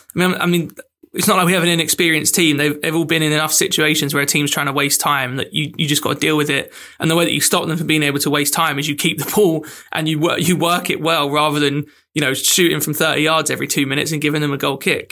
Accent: England, United Kingdom; as an English person

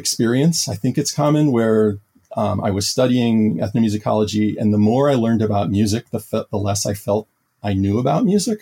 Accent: New Orleans, Louisiana, United States; moved away as an adult; also born or lived in Taiwan; I'm originally from New Orleans, Louisiana

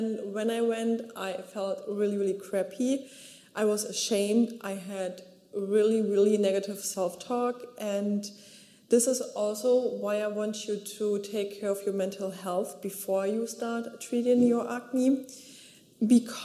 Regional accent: Germany; So I grew up in Germany at the beach

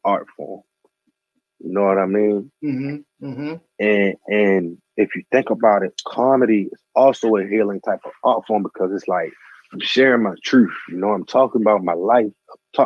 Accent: Baltimore, Maryland, United States; moved away as an adult; also born or lived in Randallstown / Atlanta / Las Vegas; I'm from Baltimore. I'm from East Baltimore

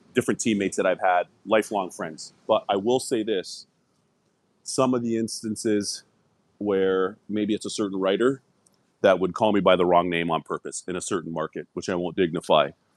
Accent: Toronto, Ontario, Canada; moved away as an adult; also born or lived in Scarborough / Owen Sound; now in United States; I'm from Toronto. We had moved to Scarborough, which is a suburb of Toronto

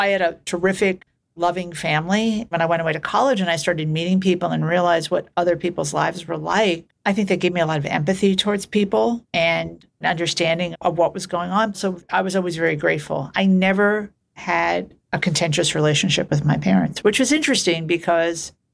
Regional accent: New York City, New York, United States; I grew up in New York City in Queens in a place called Glendale, which is a little community

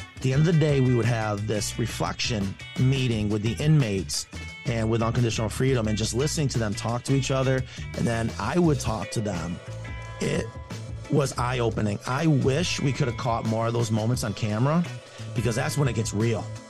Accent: Clifton Springs, New York, United States; a little town called Clifton Springs, and I'm telling you, when I say small town, we didn't have a street light

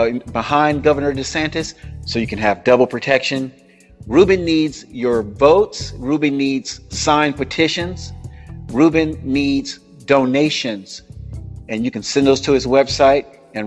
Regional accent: Florida, United States; now in California, United States; being a native of Florida myself, these communities are sometimes worse than what they were when I grew up there in Hillsborough County and there down in Dania Beach.

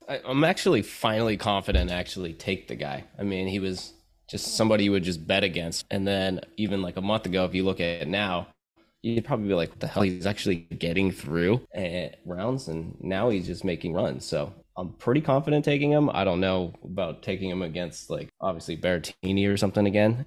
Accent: United States; I'm from America

